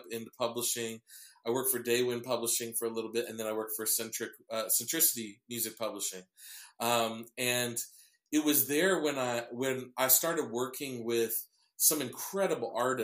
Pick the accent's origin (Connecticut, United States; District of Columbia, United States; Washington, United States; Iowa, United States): Iowa, United States; Cedar Rapids; I grew up in the church. I was the youngest to be on a worship team at my church in my hometown of Cedar Rapids, Iowa